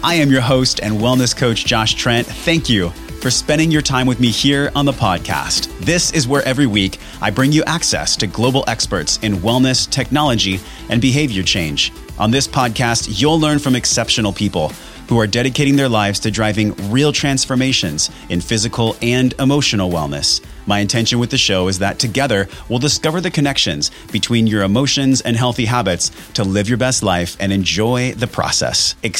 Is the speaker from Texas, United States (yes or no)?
no; Encinitas, California, United States; my hometown here in Encinitas.